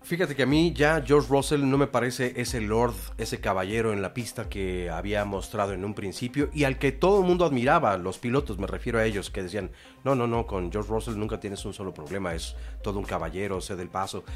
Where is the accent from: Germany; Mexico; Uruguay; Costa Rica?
Mexico; cómo somos los mexicanos